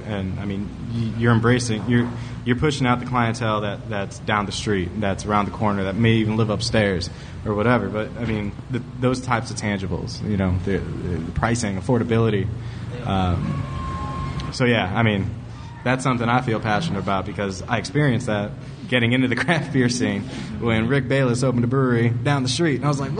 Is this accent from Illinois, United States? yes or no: yes; Chicago, Illinois, United States; moved away; back my hometown, it's called La Vallita, which is Little Village. It's just in South Side Chicago, has the highest concentration of Hispanic population in Illinois.